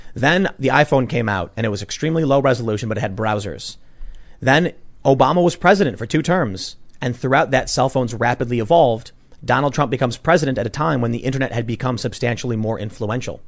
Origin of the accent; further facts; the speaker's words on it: Chicago, Illinois, United States; growing up in Chicago, which is blue